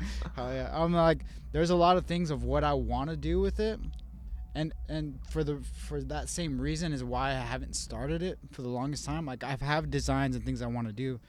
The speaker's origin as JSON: {"language": "English", "town": "Las Cruces", "region": "New Mexico", "country": "United States", "tie": "born or raised there", "also_born_or_lived": "Albuquerque", "said": "I was born in Las Cruces"}